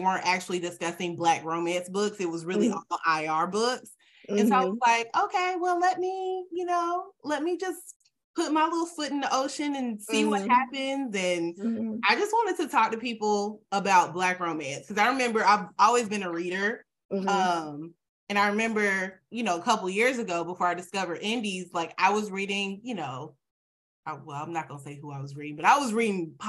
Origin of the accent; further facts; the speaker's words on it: Atlanta, Georgia, United States; Born and raised in Atlanta